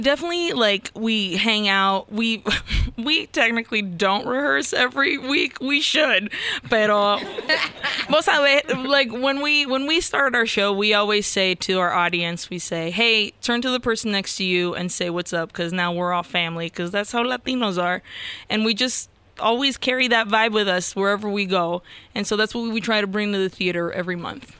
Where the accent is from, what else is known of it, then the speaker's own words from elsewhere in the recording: Nicaragua; I'm from Nicaragua